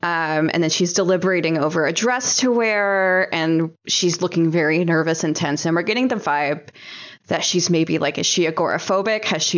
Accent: near Slidell, Louisiana, United States; Slidell, Louisiana, which is actually very close to my hometown.

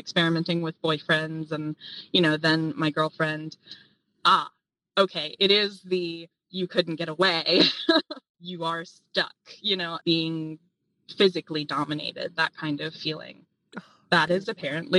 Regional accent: Appalachia, United States; Growing up in Appalachia

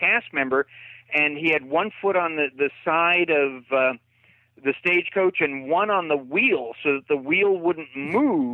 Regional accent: California, United States; moved away; I grew up out in California

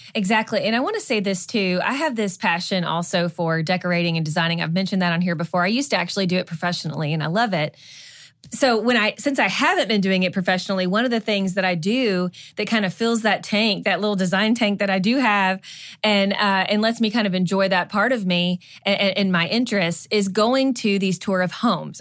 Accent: Kentucky, United States; moved away as an adult; also born or lived in Georgia; when we first moved away from kind of our hometown in Kentucky.

